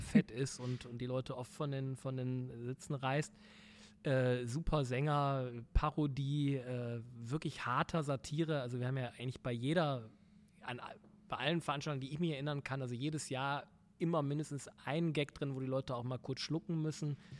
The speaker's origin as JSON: {"language": "German", "town": "Essen", "region": "North Rhine-Westphalia", "country": "Germany", "moved": "yes", "said": "ich komme aus dem Pott"}